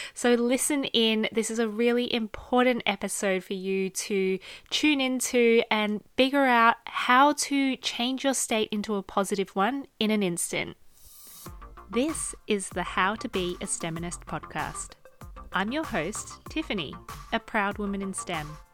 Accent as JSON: {"language": "English", "country": "Australia", "tie": "born or raised there", "moved": "yes", "said": "I come from a very small family, just me, my mum, and my dad growing up in Australia"}